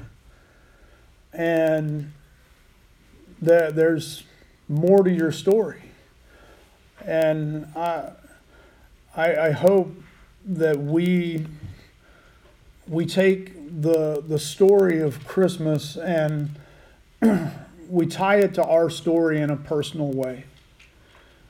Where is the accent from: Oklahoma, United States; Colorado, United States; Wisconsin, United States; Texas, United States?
Oklahoma, United States; Laverne; now in Buffalo, United States; I grew up in Laverne.